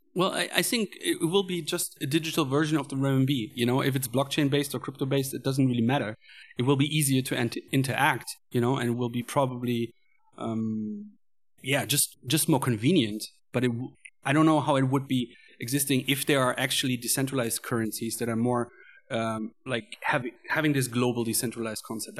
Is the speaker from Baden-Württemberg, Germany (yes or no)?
no; Cologne, North Rhine-Westphalia, Germany; moved away as an adult; now in Chengdu, China; I am coming from Germany, Cologne.